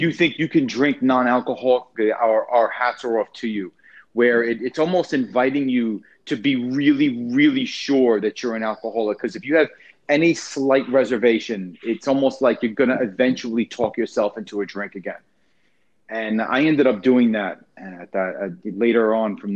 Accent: Long Island, New York, United States; moved away; I'm originally from Long Island, New York

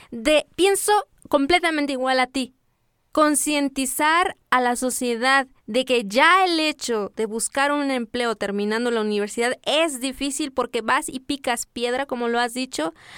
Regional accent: Las Margaritas, Chiapas, Mexico; como yo no soy de, de Comitán de Domínguez, yo soy de las Margaritas

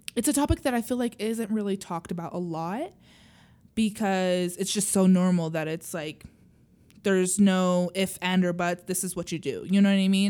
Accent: Utah, United States; I grew up in Utah

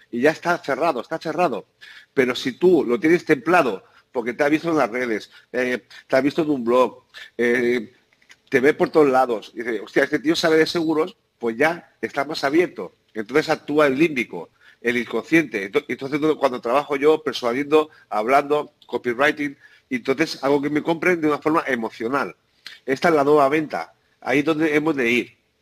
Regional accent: San Antonio, Balearic Islands, Spain; yo nací en Ibiza, porque mis padre fue el, primer pintor de coches que llegó a la isla y, y, nací allí. Pero soy ah. vicengo

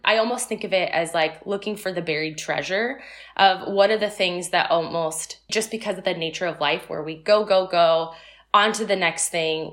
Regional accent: Tustin, California, United States; moved away as an adult; also born or lived in Seattle; I was originally born and raised in Southern California in Orange County in a small town called Tustin.

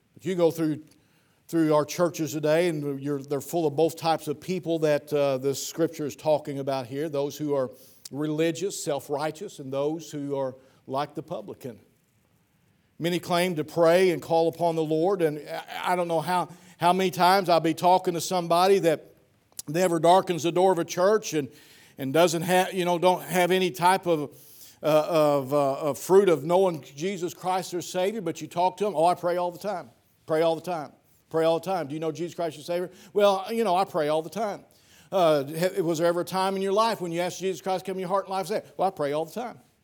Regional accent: Piedmont or Ellsinore, Missouri, United States; my hometown, Piedmont or Elsinore

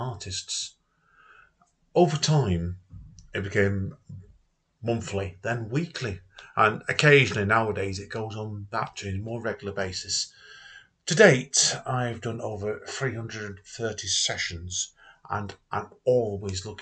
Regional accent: Manchester, North West England, United Kingdom; I grew up around Cholton

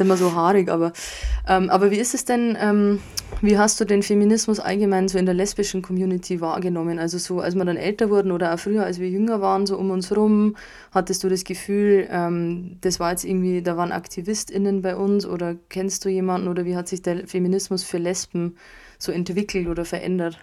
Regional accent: Bavaria, Germany; bei uns in Bayern, Süddeutschland

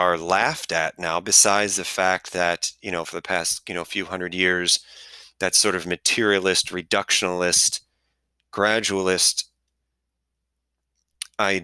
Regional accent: Cleveland, Ohio, United States; I'm from Cleveland

